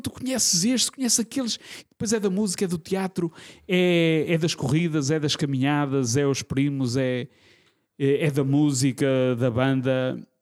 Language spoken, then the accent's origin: Portuguese; Norte, Portugal; eu sou do norte